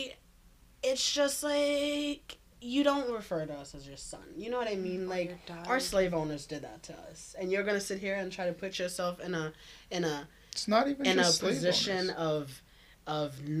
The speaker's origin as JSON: {"language": "English", "region": "the American South", "country": "United States", "moved": "yes", "lives_now": "Canada", "said": "I'm from America. Like, I'm from the South"}